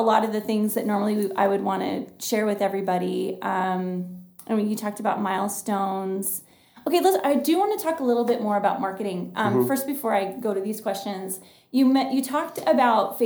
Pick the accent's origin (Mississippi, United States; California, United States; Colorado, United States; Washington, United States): Washington, United States; also born or lived in Austin, Texas; now in Billings, United States; we are from Washington State, and then we lived in Austin